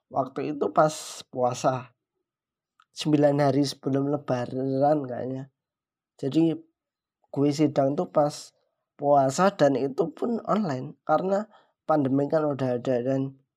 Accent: Yogyakarta, Special Region of Yogyakarta, Indonesia; now in Papua, Indonesia; gue orang Jogja gue di Papua

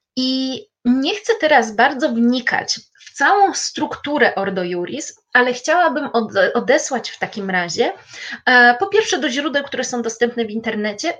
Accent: Poland; ja z Polski

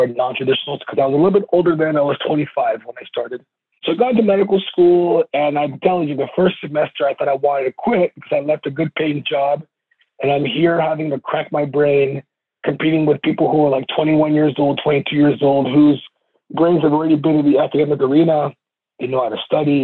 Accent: California, United States; I'm from California

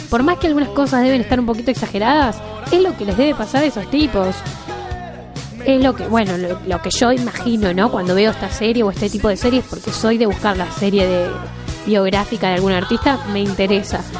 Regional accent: San Martín, Mendoza, Argentina; soy de Mendoza, San Martín, Mendoza

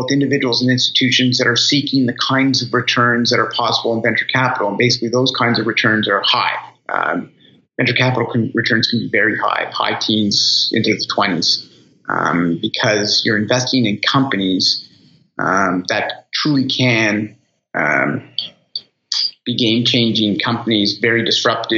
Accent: Halifax, Nova Scotia, Canada; moved away as an adult; also born or lived in Toronto, Canada; it's home. It's home for me.

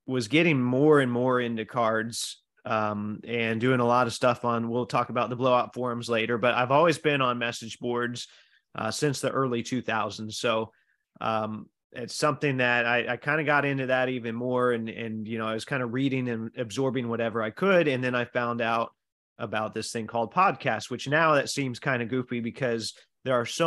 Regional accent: Indiana, United States; I'm from Indiana

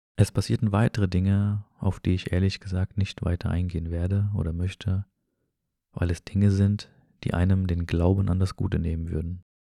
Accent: Germany; also born or lived in an Arab-Muslim country (birthplace); Aufgewachsen bin ich jedoch in Deutschland

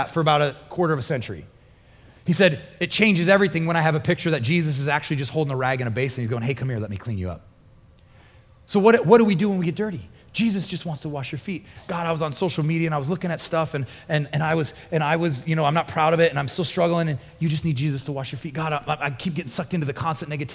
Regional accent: Midwest, United States; moved away; I grew up in the Midwest and it would rain a lot in the spring

